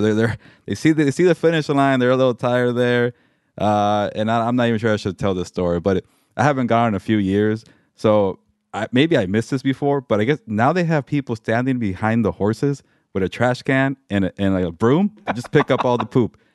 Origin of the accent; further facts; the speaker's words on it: Pasadena, California, United States; I'm from Pasadena. I grew up there